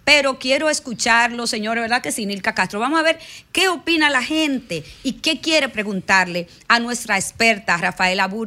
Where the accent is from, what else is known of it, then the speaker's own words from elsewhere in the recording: Dominican Republic; porque nosotros como, como dominicanos en los barrios vemos muchos abusos por los niños